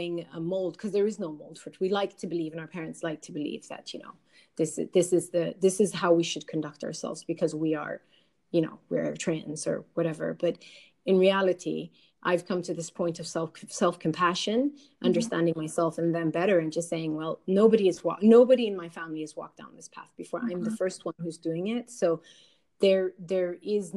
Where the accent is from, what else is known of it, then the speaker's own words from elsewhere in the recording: Sweden; I was born here in Sweden.